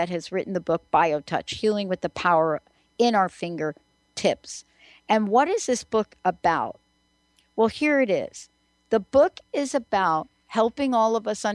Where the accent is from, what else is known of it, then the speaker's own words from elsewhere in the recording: New York, United States; growing up in New York